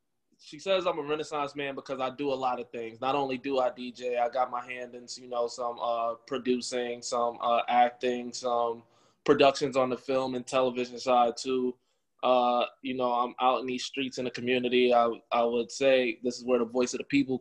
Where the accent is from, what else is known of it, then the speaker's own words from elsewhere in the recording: Albany, New York, United States; also born or lived in Brooklyn, New York; I'm located in Albany, New York. That's my home. That's not my birthplace, but that's my home. I was born in Brooklyn